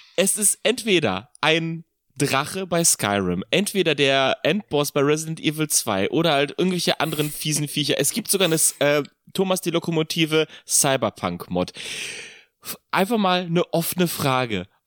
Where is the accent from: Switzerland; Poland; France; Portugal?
Poland; moved away; Ich komme aus Polen